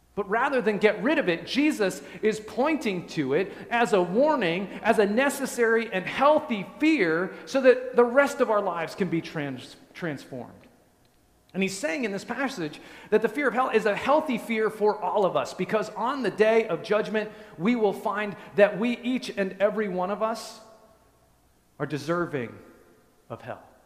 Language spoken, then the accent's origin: English; just west of Denver, Colorado, United States; moved away; I grew up in Colorado, just west of Denver, in the mountains